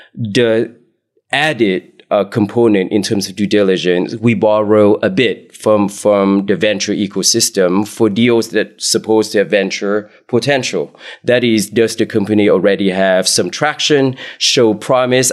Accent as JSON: {"language": "English", "area": "Bay Area", "region": "California", "country": "United States", "tie": "born or raised there", "said": "So I grew up in the Bay oh, Area"}